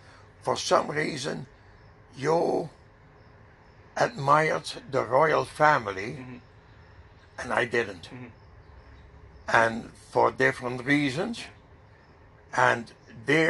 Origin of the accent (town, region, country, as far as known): Netherlands; now in Canada